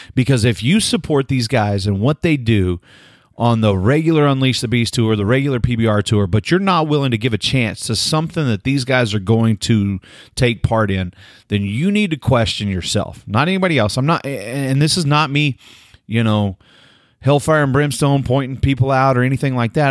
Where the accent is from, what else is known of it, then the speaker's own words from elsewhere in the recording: Delaware, Oklahoma, United States; I'm from Delaware, Oklahoma